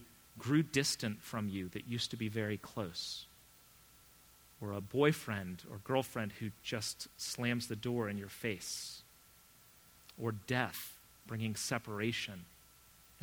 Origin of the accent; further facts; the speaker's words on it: United States; also born or lived in England; me being an American.